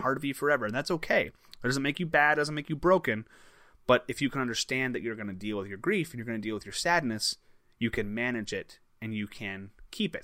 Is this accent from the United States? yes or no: yes; Crystal Lake, Illinois, United States; you and I grew up in a town called Crystal Lake.